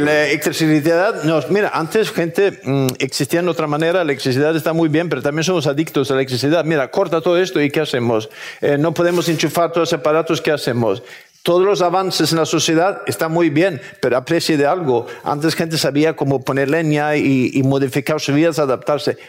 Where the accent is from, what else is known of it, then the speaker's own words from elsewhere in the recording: Sweden; moved away; yo soy sueco